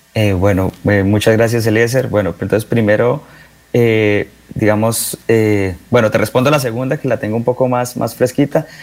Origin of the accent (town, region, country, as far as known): Bucaramanga, Santander, Colombia; born or raised there; moved away as an adult; also born or lived in San Francisco